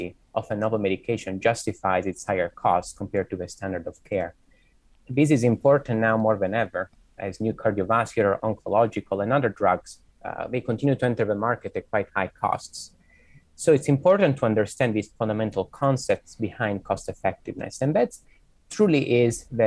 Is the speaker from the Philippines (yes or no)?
no; Italy; now in Boston, United States; I am originally from Italy, but I've done my medical training in the US.